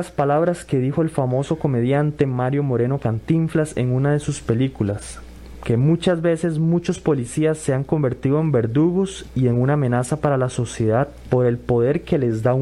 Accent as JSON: {"language": "Spanish", "country": "Costa Rica", "said": "Somos costarricenses aunque tengamos diferentes creencias. Eso no nos hace menos costarricenses ni menos inteligentes, capaces y profesionales."}